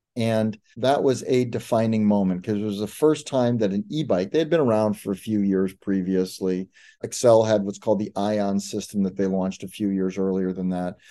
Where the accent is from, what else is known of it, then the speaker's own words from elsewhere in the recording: Detroit, Michigan, United States; when I was a kid growing up in Detroit